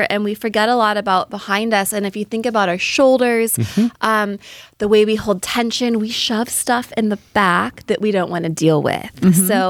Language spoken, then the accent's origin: English; Bay Area, California, United States; moved away as an adult; also born or lived in Wisconsin; So I'm from the Bay Area. We moved to Wisconsin.